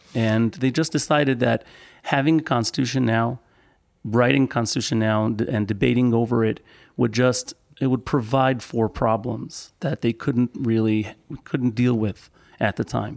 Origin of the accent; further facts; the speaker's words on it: Israel; I am ag-, also born and raised in Israel